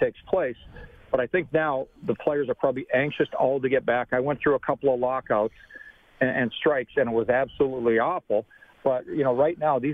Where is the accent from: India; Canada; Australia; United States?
Canada; Being a Canadian and a diehard Canadian